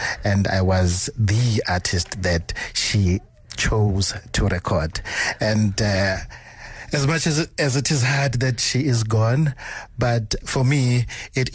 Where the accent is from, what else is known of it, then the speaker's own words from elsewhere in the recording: Pietermaritzburg, KwaZulu-Natal, South Africa; also born or lived in Durban; I was born in Mbali, Peter Maritzburg, KZN. I grew up there